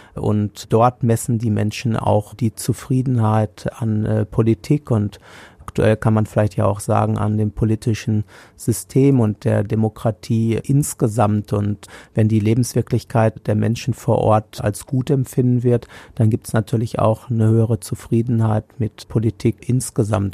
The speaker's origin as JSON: {"language": "German", "town": "Hagen", "region": "North Rhine-Westphalia", "country": "Germany", "tie": "born or raised there", "said": "hier in meiner Heimatstadt Hagen"}